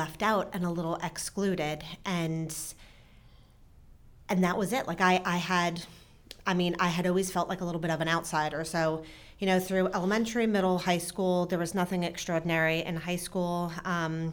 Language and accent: English; New Jersey, United States; now in Frederick, United States; So I grew up in New Jersey with mom, dad, and a brother.